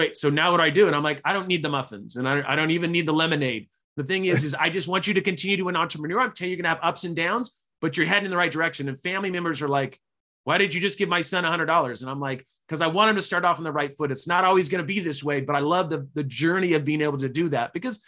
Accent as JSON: {"language": "English", "town": "Sacramento", "region": "California", "country": "United States", "tie": "born or raised there", "also_born_or_lived": "Utah / Chico, California", "said": "I grew up in Sacramento, California. I actually was born in Utah, was there for about 2 weeks"}